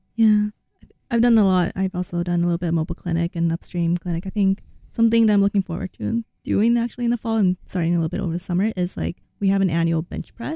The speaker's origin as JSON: {"language": "English", "region": "California", "country": "United States", "moved": "yes", "lives_now": "Iowa City, United States", "said": "I'm from California, so I'm used to hot weather"}